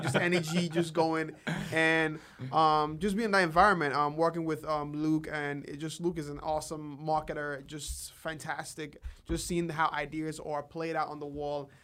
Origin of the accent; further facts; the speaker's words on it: Nigeria; moved away as an adult; now in United States; am originally from Nigeria. Uh, I came to the U S in twenty sixteen